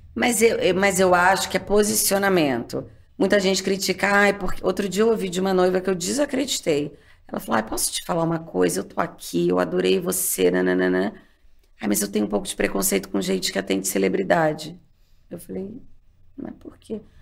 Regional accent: Rio de Janeiro, Brazil; moved away; also born or lived in Texas, United States; saí do Rio de Janeiro, onde eu tinha amigos, vida

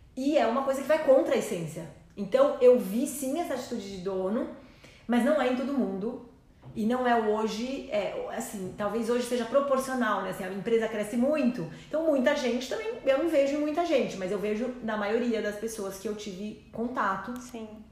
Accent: Brazil; eu sou brasileira

